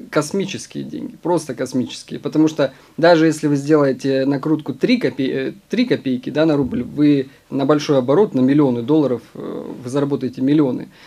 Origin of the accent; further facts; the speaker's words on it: Omsk, Omsk Oblast, Russia; я из Омска